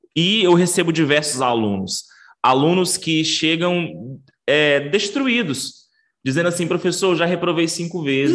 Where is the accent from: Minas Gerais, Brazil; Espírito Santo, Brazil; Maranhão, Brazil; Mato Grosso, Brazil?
Maranhão, Brazil; also born or lived in Rio Grande do Sul / Belém, Pará; eu sou maranhense e estou na cidade de Imperatriz, que é a segunda maior cidade do estado do Maranhão